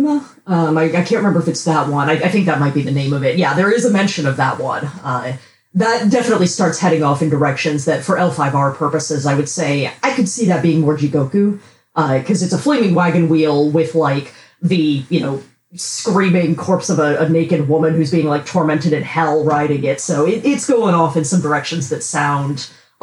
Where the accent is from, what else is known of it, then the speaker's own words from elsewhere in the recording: United States; I am an English language writer, American.